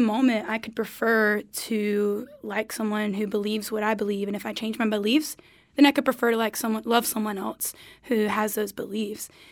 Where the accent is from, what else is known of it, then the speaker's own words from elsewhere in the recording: Goldsboro, North Carolina, United States; hometown, I'm from Goldsboro, North Carolina